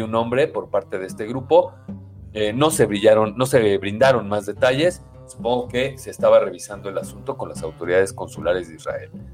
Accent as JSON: {"language": "Spanish", "country": "Mexico", "said": "como mexicanos"}